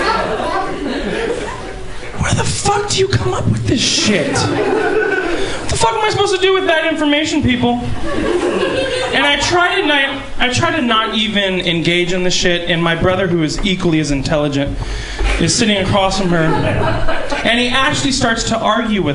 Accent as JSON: {"language": "English", "town": "Santa Rosa", "region": "California", "country": "United States", "moved": "yes", "said": "I'm from Santa Rosa, Sonoma County originally"}